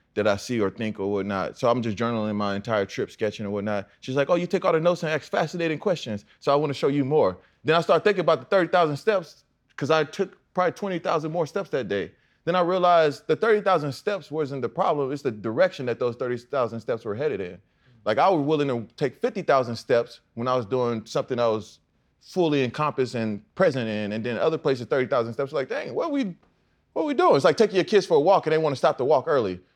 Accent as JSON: {"language": "English", "town": "Houston", "region": "Texas", "country": "United States", "said": "I'm from Texas, Houston, NASA"}